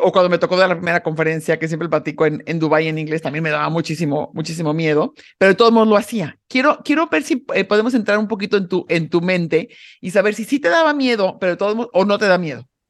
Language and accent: Spanish; Mexico; soy una mexicana súper orgullosa de ser mexicana